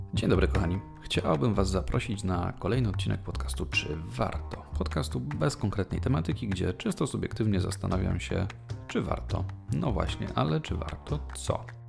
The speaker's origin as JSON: {"language": "Polish", "town": "Leszno", "region": "Greater Poland", "country": "Poland", "tie": "born or raised there", "said": "jako rodowity leszczynianin"}